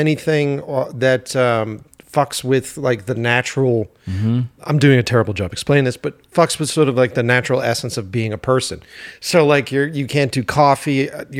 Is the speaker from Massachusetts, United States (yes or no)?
yes; Boston, Massachusetts, United States; moved away as an adult; now in Los Angeles, United States; we're from Boston initially.